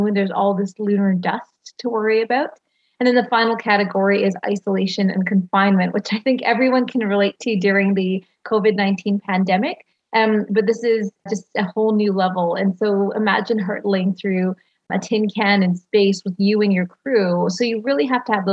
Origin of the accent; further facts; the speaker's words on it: Canada; I'm Canadian